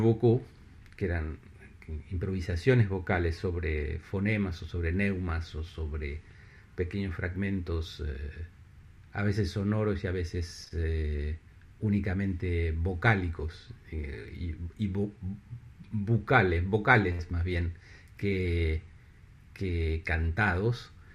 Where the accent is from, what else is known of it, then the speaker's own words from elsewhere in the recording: La Plata, Buenos Aires Province, Argentina; moved away as an adult; now in Paris, France; en, La Plata, en mi ciudad natal